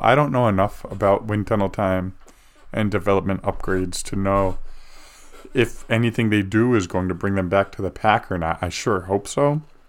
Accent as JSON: {"language": "English", "country": "United States", "said": "as an American"}